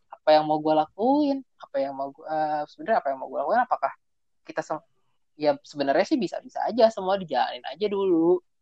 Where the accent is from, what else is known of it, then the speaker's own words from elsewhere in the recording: Java, Indonesia; gua orang Jawa juga